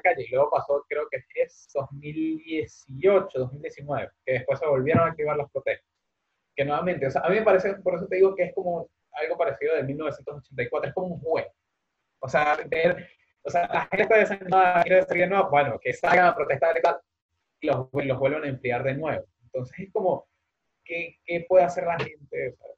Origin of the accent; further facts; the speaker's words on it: Venezuela; now in Spain; somos de ahí